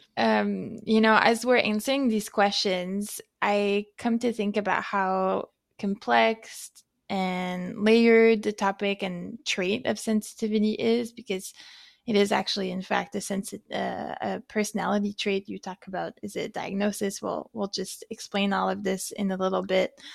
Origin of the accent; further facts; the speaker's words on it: France; accent: French; moved away; also born or lived in Canada; I'm both from France, maybe you can hear it in the way that I speak, and I'm also Canadian